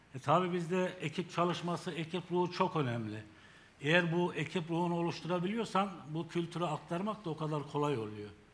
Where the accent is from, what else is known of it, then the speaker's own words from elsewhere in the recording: Gümüşhane Province, Turkey; moved away as an adult; now in Nevşehir, Turkey; 1968 Gümüşhane doğumluyum. İlk orta ve liseyi Gümüşhane'de bitirdikten sonra askerlik.